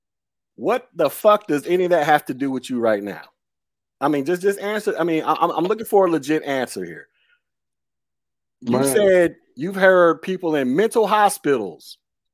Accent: Florida, United States; also born or lived in Alabama; I'm from Florida. I live in Florida, so we both live in the South

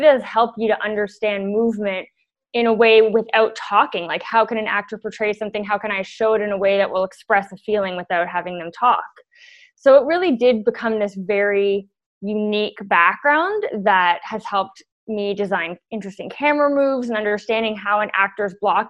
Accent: Toronto, Ontario, Canada; I grew up in Toronto and went to the School of Toronto Dance Theatre

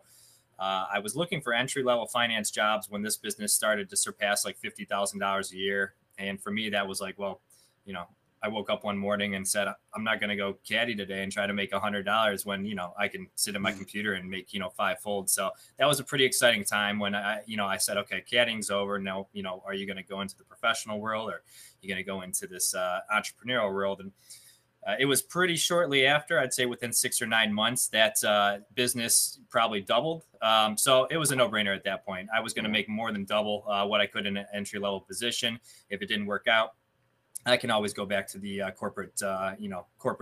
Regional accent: Cleveland, Ohio, United States; I am from Cleveland, Ohio. I live in a suburb about 20 minutes east of Cleveland, born and raised here.

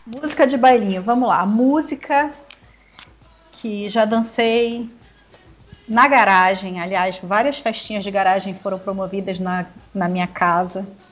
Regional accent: Manaus, Amazonas, Brazil; como boa manauara bairrista

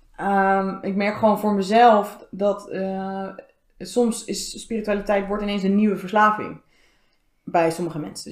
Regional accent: Zoetermeer, South Holland, Netherlands; moved away as an adult; now in The Hague, Netherlands; Ik ben vijf jaar geleden in Den Haag komen wonen, opgegroeid in Zoetermeer.

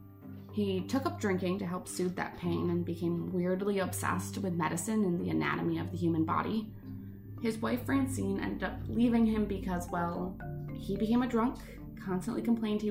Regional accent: United States

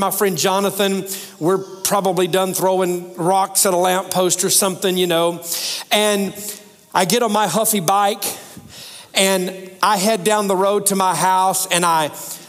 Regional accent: Alabama, United States; now in Tennessee, United States; I live in Tennessee now, but I grew up in Alabama

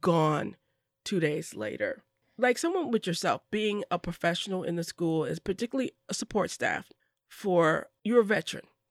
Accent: Madison, Wisconsin, United States; I grew up in Madison and went to Lincoln Middle School.

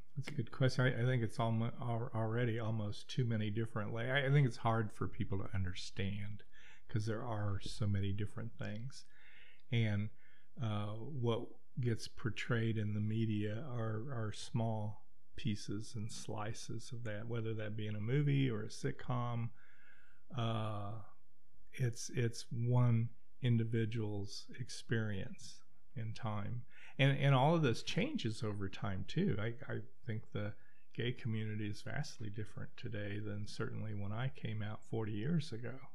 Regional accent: Wichita, Kansas, United States; moved away; I'm from Wichita, Kansas

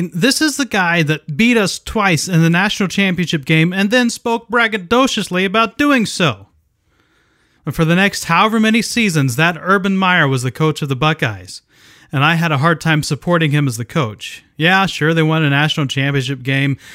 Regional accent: Ohio, United States; I grew up in Ohio where football is a religion

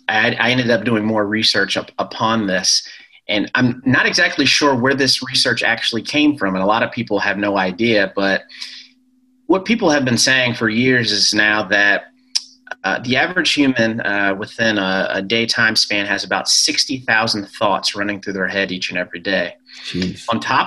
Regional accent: Ellicott City, Maryland, United States; also born or lived in Shreveport, United States / Colorado Springs, United States / Virginia, United States; I was born in Louisiana, Shreveport, and then moved to Colorado Springs where my dad taught at the Air Force Academy there. And then moved to Virginia. And then I ended up staying most of my elementary school, middle school, and high school in a town called Ellicott City, Maryland

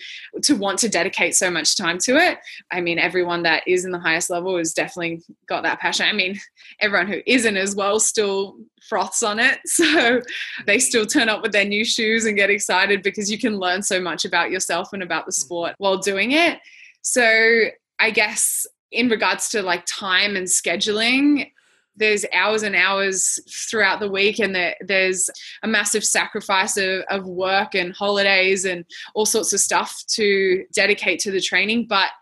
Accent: New Zealand; accent: Australian; now in Australia; I live in Australia. I sound Australian, but I'm from New Zealand.

